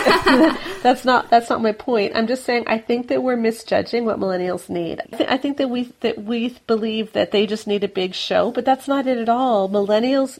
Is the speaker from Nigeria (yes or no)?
no; Canada; we're Canadian